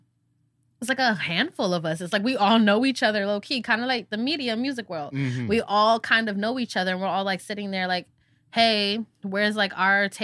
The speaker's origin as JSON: {"language": "English", "town": "Syracuse", "region": "New York", "country": "United States", "also_born_or_lived": "West Coast, United States", "moved": "yes", "lives_now": "Queens, New York, United States", "said": "I am a New Yorker. I'm from Syracuse"}